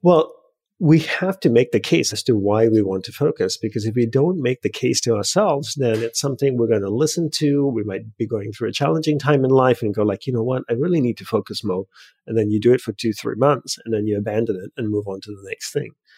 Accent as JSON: {"language": "English", "country": "Australia", "tie": "born or raised there", "also_born_or_lived": "Hawaii", "moved": "yes", "lives_now": "United States", "said": "I grew up in Australia, and instead of going back to Australia, I moved from Hawaii to the mainland U S."}